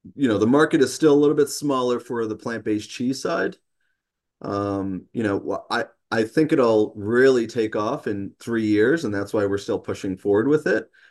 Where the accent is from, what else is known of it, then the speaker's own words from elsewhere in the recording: New York City, New York, United States; now in Peterborough, United States; I'm originally from New York City